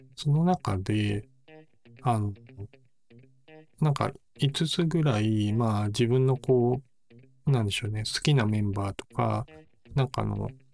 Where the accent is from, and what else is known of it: Kansai, Japan